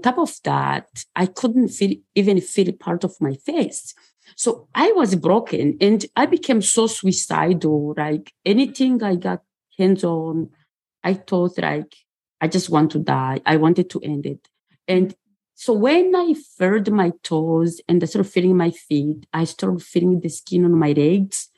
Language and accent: English; Rwanda; moved away; also born or lived in Bucharest, Romania; I was born in Bucharest, Romania, and I grew up in Rwanda.